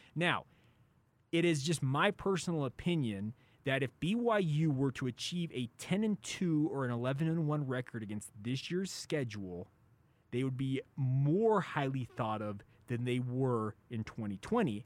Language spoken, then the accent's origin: English; Orem, Utah, United States; I grew up in Orem, Utah, which is a stone's throw away from Provo.